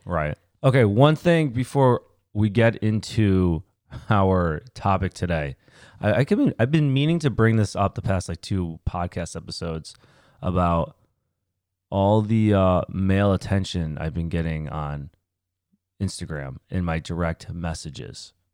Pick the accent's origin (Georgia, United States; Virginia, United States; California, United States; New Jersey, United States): Virginia, United States; Winchester; also born or lived in Connecticut; I moved from Connecticut when I was eight, and then I stayed in Winchester till college